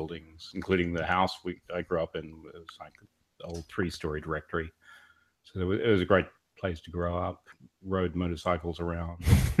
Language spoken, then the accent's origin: English; Australia; moved away; also born or lived in Sydney, Australia; Originally from Australia, born in Sydney, grew up on the edge of the outback in a tiny little town called Carcor. By tiny, I think it had like 384 people.